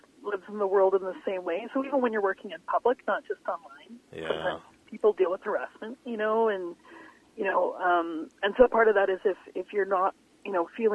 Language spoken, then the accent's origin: English; Vancouver Island, British Columbia, Canada; now in Vancouver, Canada; I grew up on Vancouver Island